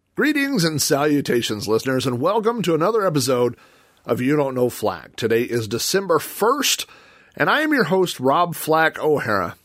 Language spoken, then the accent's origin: English; Yukon, Oklahoma, United States; my hometown, the town I live in, Yukon, Oklahoma